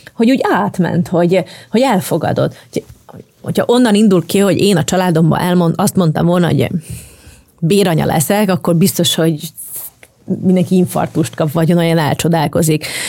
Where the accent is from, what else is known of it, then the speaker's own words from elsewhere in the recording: Slovakia; moved away; also born or lived in Bratislava, Slovakia; én felvidéki vagyok